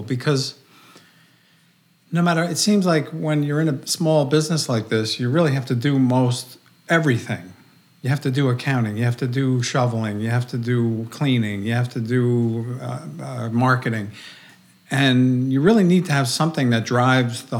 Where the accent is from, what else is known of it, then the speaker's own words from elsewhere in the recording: New Jersey, United States; I'm from New Jersey.